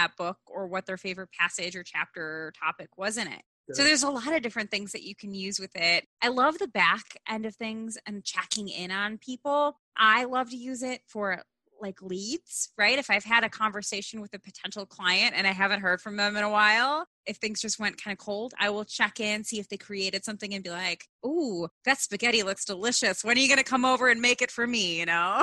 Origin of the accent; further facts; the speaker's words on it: North Midwest, United States; I know we're both from the North Midwest